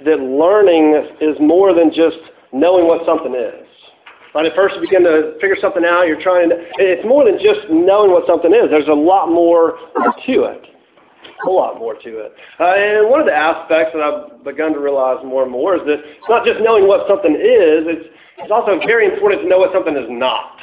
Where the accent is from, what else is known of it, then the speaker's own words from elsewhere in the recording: Tallahassee, Florida, United States; I'm from Tallahassee